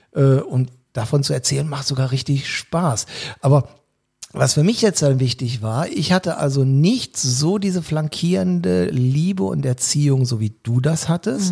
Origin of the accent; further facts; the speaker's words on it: Cologne, North Rhine-Westphalia, Germany; Somit bin ich Kölner geworden